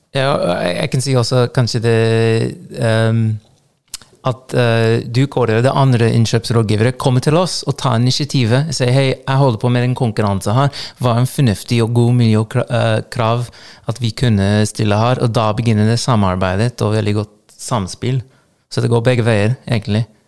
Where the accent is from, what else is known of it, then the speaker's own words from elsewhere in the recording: Los Angeles, California, United States; Norwegian is a second language; now in Trøndelag, Norway; jeg vokste opp i Los Angeles